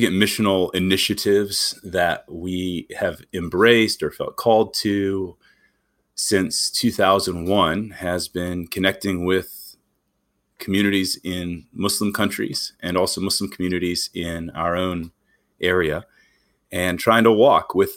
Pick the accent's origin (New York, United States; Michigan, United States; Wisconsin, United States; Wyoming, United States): Wisconsin, United States; moved away as an adult; also born or lived in Greenville, South Carolina; I grew up in Wisconsin